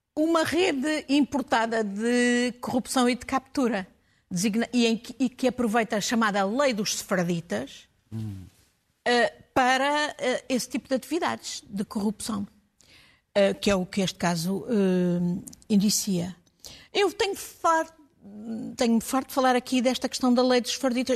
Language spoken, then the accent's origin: Portuguese; Portugal; eu como portuguesa